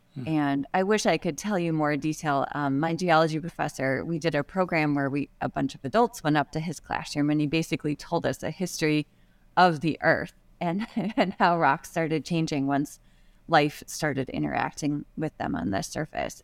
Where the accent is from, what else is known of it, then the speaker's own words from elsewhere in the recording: Midwest, United States; where I grew up in the Midwest